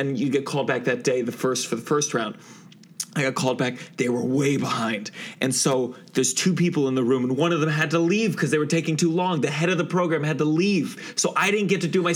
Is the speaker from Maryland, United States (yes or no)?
yes; Maryland, United States; also born or lived in Washington, D.C.; I grew up in Maryland. Okay, I tell people DC, but that's where I went to high school.